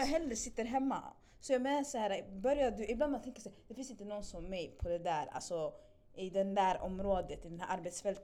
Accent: Stockholm, Stockholm County, Sweden; jag är från Spånga, Tensta

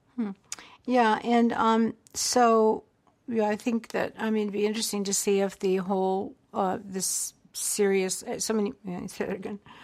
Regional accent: the American South, United States; I grew up in the South

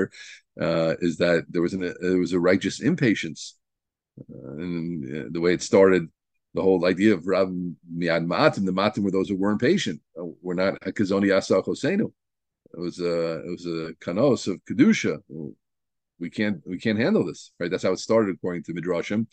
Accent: New Jersey, United States; I'm from New Jersey

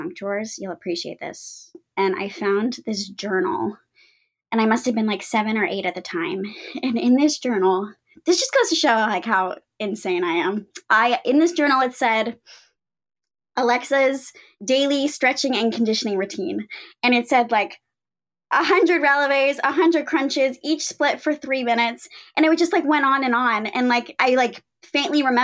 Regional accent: Houston, Texas, United States; moved away as an adult; also born or lived in New York; I'm from Houston, Texas, which is where I am now

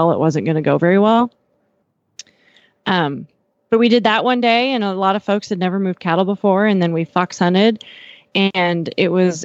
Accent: Miles City, Montana, United States; now in Fort Worth, United States; there's always this big event in my hometown that I go home for

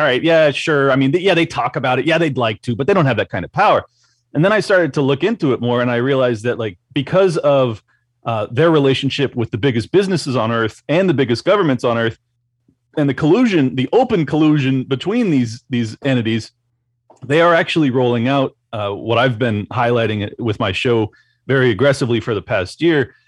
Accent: San Diego, California, United States; moved away as an adult; now in Florida, United States; San Diego, uh, California. So I spent 37 years, give or take, in in California

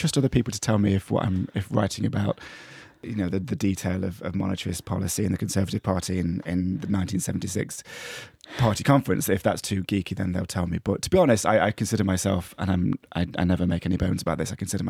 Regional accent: East Midlands, United Kingdom; In fact, it feels like people can sign that stuff to history, but actually the last person to be killed in my villag

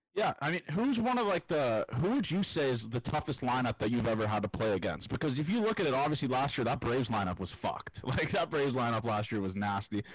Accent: Toronto, Ontario, Canada; I'm from Toronto

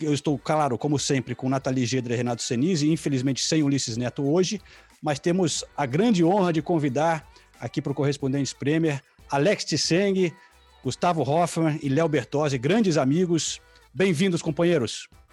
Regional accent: London, United Kingdom; also born or lived in Brazil; onde eu cresci aqui no norte de Londres, indo para a escola

